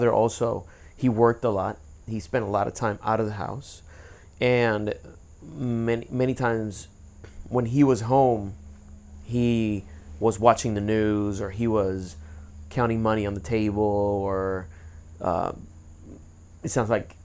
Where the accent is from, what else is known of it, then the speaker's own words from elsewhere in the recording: Puerto Rico; now in United States; I was born and raised in Puerto Rico